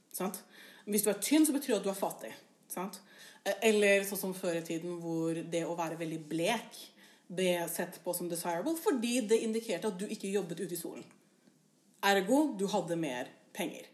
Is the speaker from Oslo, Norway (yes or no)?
yes; Oslo, Norway; now in Bergen, Norway; jeg er jo fra Oslo. Og jeg er jo fra østkanten i Oslo.